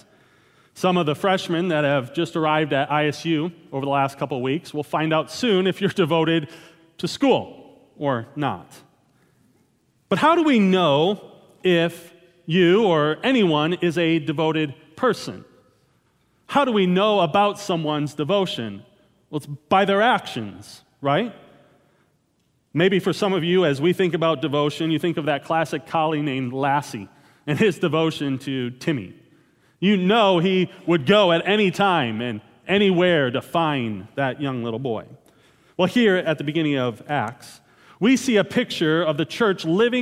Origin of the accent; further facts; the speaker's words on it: Wisconsin, United States; moved away; Growing up in Wisconsin, devotion to a certain football team was a given